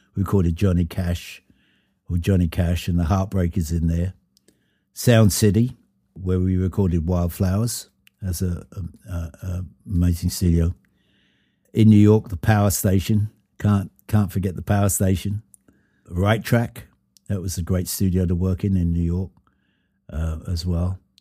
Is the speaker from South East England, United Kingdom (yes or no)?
yes; Brighton, South East England, United Kingdom; now in United States; come down to Brighton in my hometown